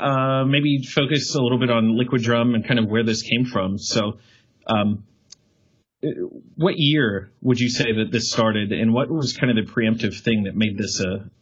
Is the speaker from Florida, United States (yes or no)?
no; South Carolina, United States; Obviously having no clue growing up in South Carolina, almost the furthest place from LA.